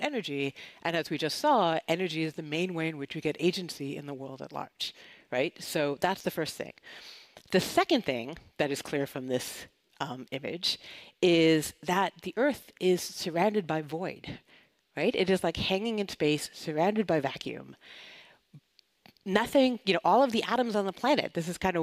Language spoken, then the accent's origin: English; Canada; moved away; I'm originally from Canada